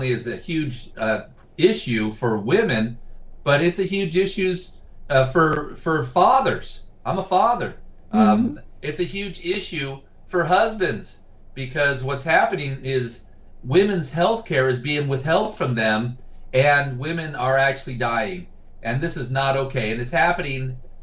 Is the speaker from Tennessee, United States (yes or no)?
no; Santee, California, United States; I'm a former Santee City Council member and former vice mayor of my hometown, Santee.